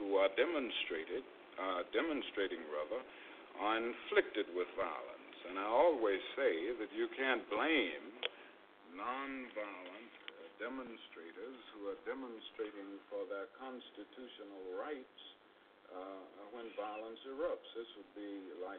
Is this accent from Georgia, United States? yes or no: yes; Atlanta, Georgia, United States; also born or lived in Pennsylvania / Massachusetts / Montgomery, Alabama; I was born in Atlanta and went to school in Atlanta through college